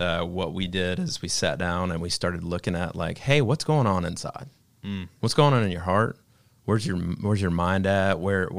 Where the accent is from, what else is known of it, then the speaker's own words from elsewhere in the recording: Georgia, United States; And so all my life, I grew up in Georgia, and I had this thing in my life where I felt like I had to be enough.